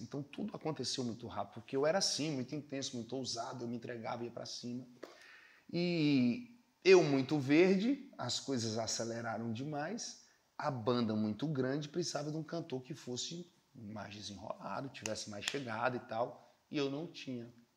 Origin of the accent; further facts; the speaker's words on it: Fortaleza, Ceará, Brazil; also born or lived in Campina Grande, Paraíba; Eu sou de Campina Grande, na Paraíba, né? E saí de Campina Grande com oito anos para morar aqui em Fortaleza.